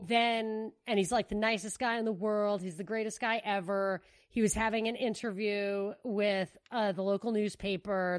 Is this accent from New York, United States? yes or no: yes; New York, United States; moved away; I'm from New York